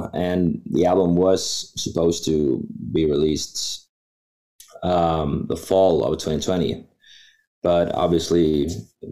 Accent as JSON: {"language": "English", "country": "Norway", "said": "Here in Norway"}